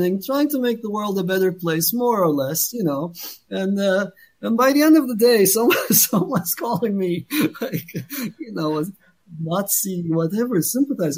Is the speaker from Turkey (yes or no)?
yes; Turkey; moved away; I'm from Turkey